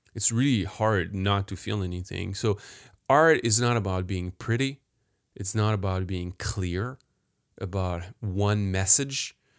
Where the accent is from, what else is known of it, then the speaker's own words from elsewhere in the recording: Paris, Île-de-France, France; I was born in France, grew up in France, even worse, in Paris, downtown Paris